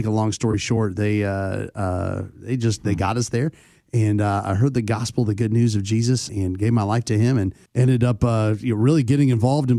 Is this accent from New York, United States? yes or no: no; Texas, United States; moved away; I grew up in Texas, so, a little bit Bible Belt.